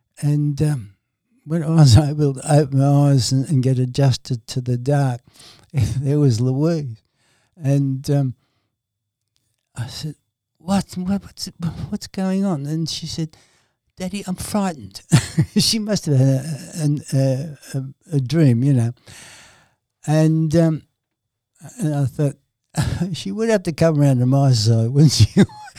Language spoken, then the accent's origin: English; Dublin, Leinster, Ireland; Being an Irishman from Dublin, I would have said, I would say my mother was probably Catholic as a child